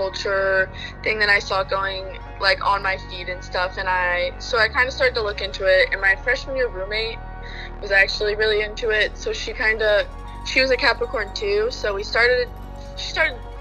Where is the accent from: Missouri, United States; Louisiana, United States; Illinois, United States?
Missouri, United States; St. Louis; I'm from St. Louis, Missouri.